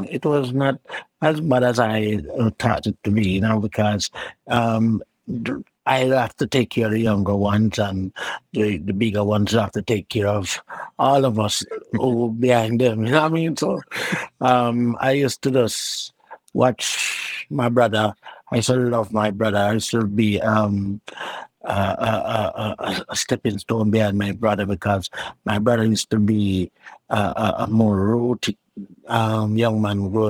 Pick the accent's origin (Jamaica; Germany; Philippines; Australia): Jamaica; Kingston; Well, it was a neighborhood. Um, it was a kind of like a rough, you know, rough, rough neighborhood. You know, I never grew up in any uptown or whatsoever. I always grew up in the, the hood